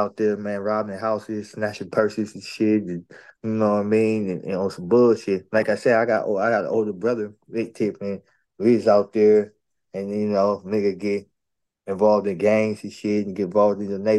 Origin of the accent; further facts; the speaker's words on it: San Diego, California, United States; also born or lived in Chicago, Illinois; I was raised right here, California, San Diego, in the North Park area